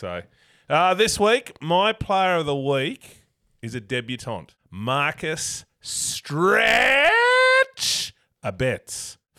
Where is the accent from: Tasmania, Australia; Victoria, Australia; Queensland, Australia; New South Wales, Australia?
Tasmania, Australia; Avoca; I grew up in Avoca.